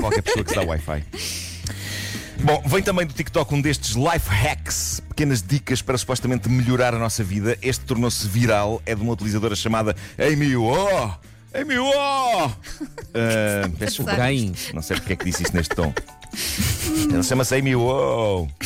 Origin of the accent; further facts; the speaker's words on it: Lisbon, Portugal; Na minha juventude em Benfica